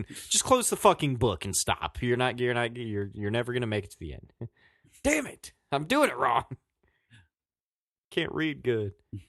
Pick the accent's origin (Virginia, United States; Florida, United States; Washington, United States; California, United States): Virginia, United States; accent: southwestern Virginia; That was my southwestern Virginia accent.